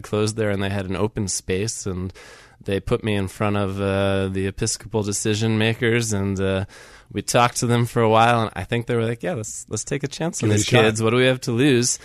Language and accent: English; New York area, United States; also born or lived in Grove City, Pennsylvania; now in Pittsburgh, United States; I'm originally from the New York area